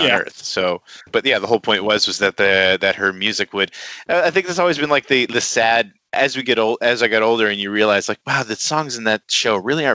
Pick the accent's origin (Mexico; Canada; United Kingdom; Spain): Canada; as a Canadian